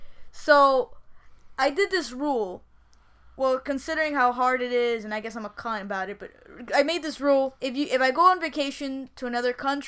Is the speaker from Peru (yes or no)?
yes; Peru; now in United States; I'm Peru. I'm from Peru